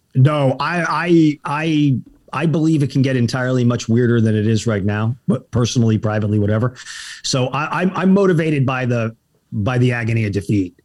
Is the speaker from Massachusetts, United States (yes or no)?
no; El Paso, Texas, United States; moved away as an adult; also born or lived in Boston / New York City / Los Angeles; I grew up in El Paso, Texas